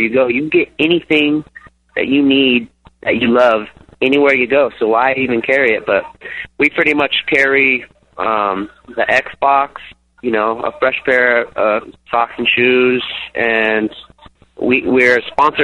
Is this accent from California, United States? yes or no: yes; San Diego, California, United States; We're down from San Diego, like 10, 15 minutes from the Mexican border.